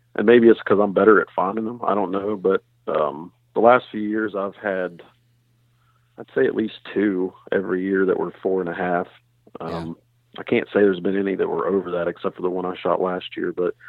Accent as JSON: {"language": "English", "region": "West Virginia", "country": "United States"}